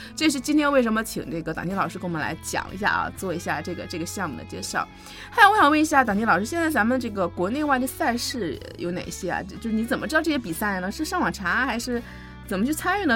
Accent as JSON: {"language": "Chinese", "town": "Harbin", "region": "Heilongjiang", "country": "China", "tie": "born or raised there", "said": "那是我的老家嘛"}